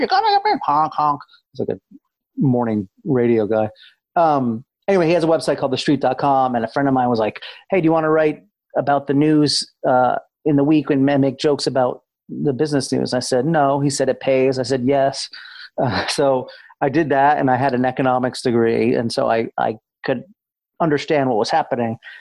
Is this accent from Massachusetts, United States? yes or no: yes; Amherst, Massachusetts, United States; I grew up in New England, Massachusetts, uh, in a town called Amherst, Mass